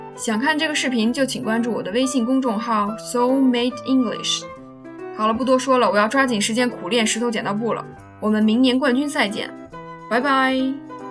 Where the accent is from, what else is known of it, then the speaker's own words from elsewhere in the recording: China; 我国的方言文化真的是博大精深啊！